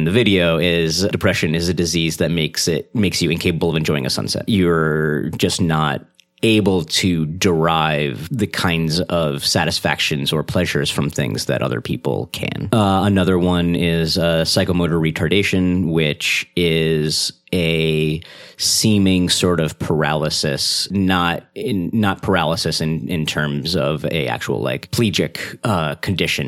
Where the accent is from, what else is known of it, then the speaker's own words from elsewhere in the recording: Massachusetts, United States; moved away as an adult; also born or lived in New Orleans; now in Seattle, United States; I grew up in Massachusetts, college in New Orleans